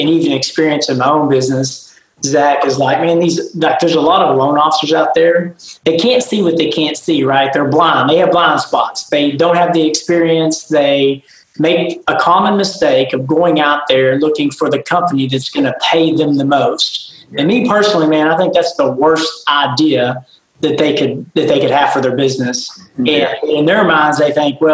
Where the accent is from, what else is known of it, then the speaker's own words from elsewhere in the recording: East Texas, United States; I'm from East Texas